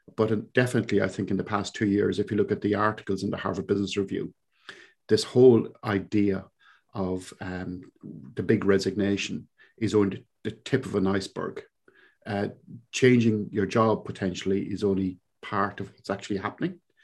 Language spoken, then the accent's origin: English; Cork, Munster, Ireland; accent: Cork; moved away as an adult; now in New Zealand; I grew up in, uh, a little place in Ireland, in the southern coast of Ireland, uh, down in Cork, of all places. So for those of you who are connoisseurs of accents, this is indeed a Cork accent.